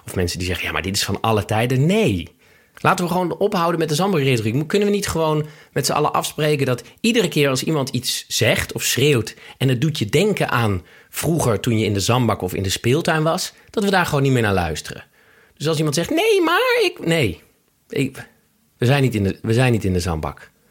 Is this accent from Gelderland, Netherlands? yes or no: no; Amsterdam, North Holland, Netherlands; Amsterdam-Oost. In de Watergasmeer? Ja, op de randje Oost-Watergasmeer